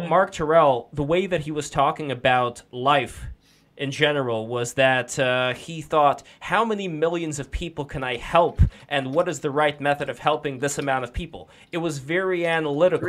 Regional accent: Russia; moved away; I am also an immigrant. I'm also from Russia

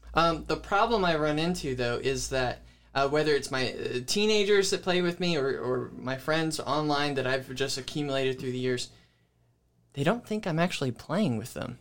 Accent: Pensacola, Florida, United States; also born or lived in Georgia / Panama City, Florida; now in Jonesville, United States; I grew up in Pensacola, Florida

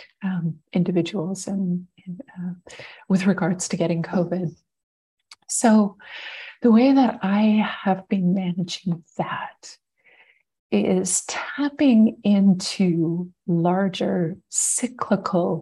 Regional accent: Montreal, Quebec, Canada; also born or lived in British Columbia; now in Ontario, Canada; I grew up in Montreal, so it's kind of like a big full circle move.

